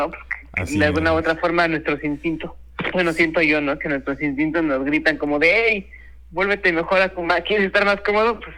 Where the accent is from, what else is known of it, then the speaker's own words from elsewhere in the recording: Mexico; Lo traemos en la genética todos los mexicanos